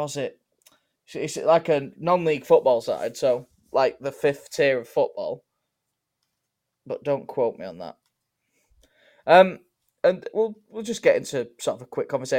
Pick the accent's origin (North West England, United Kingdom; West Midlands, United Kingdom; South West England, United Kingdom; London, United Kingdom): North West England, United Kingdom; Bolton; if you live right near us, you could probably tell that we're from Bolton.